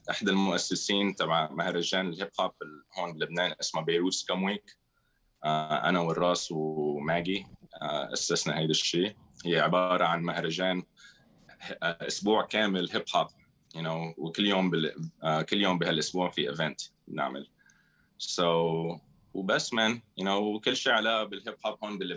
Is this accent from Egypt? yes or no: no; Syria; also born or lived in Philippines / Saudi Arabia / Spain; now in Beirut, Lebanon; انا سوري من الاصل الفلبيني خلقان بالفلبين امي من الفلبين ابي من الشام آه ورابر بروديوسر ساكن ببيروت صار لي 16 سنه بلبنان